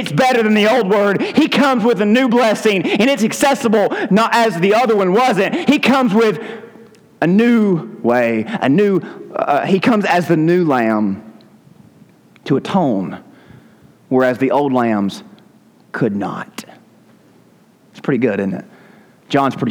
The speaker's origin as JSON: {"language": "English", "region": "Southern United States", "country": "United States", "said": "we're English-speaking Southern Americans"}